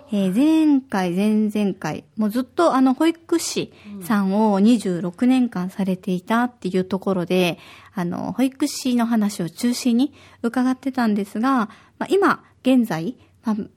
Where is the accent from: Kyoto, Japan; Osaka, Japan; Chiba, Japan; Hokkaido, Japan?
Osaka, Japan; now in Okinawa, Japan; 私は大阪出身で